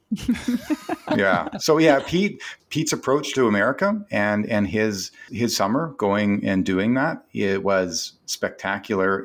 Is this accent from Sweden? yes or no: no; Canada; I'm a Canadian